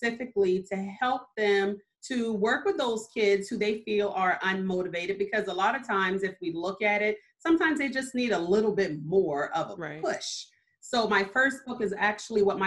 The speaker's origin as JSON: {"language": "English", "town": "Mount Pleasant", "region": "South Carolina", "country": "United States", "tie": "born or raised there", "also_born_or_lived": "Germany", "said": "I was actually born in Germany because I have military parents, but I was raised here in Mount Pleasant specifically since I was 4 months old"}